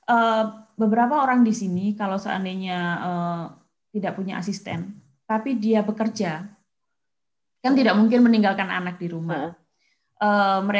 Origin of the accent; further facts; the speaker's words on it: Kediri, East Java, Indonesia; Kediri betul.